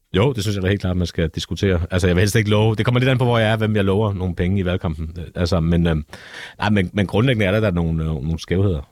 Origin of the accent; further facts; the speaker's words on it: Copenhagen, Capital Region of Denmark, Denmark; jeg kommer også fra Nørrebro